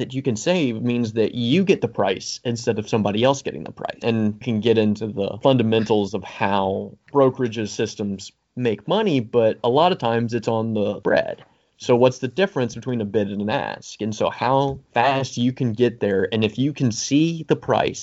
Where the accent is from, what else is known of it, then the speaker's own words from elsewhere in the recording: Tennessee, United States; I'm from Tennessee